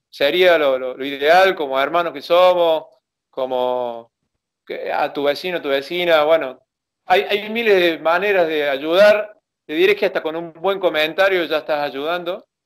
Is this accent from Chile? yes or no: yes; Chile; Yo soy chileno, le digo yo.